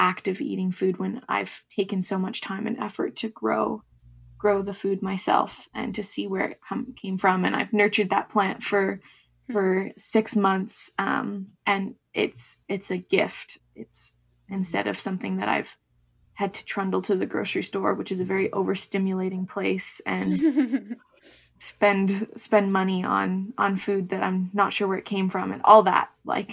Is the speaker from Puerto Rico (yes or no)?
no; Ontario, Canada; moved away; I grew up on Anishinaabe territory in so-called Ontario, and now I'm currently located in Kwungan and Wasanich territories.